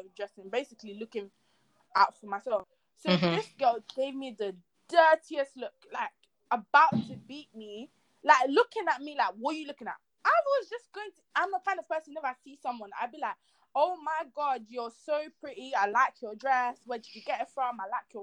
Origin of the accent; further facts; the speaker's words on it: Nigeria; moved away as an adult; now in United Kingdom; I am from Nigeria. Can you not tell me my accent? I'm from Nigeria